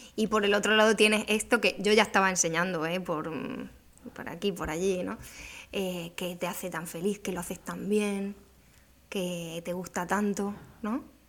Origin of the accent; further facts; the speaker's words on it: Extremadura, Spain; also born or lived in northern Italy; now in Cádiz, Spain; Extremadura, ¿no? Que que es de donde yo soy